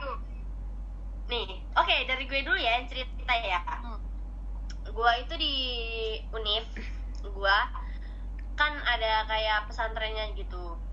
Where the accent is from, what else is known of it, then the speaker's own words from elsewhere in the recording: Jakarta, Indonesia; moved away; gua asalnya dari Jakarta, ya pasti agak nyablak